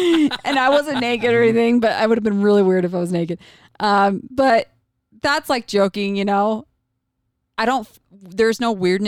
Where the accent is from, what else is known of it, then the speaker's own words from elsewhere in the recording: United States; And I was raised in America, but I was in a bubble my whole life.